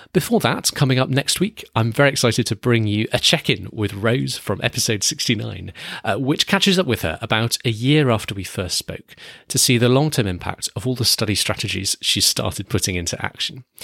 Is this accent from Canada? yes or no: no; United Kingdom; I'm British.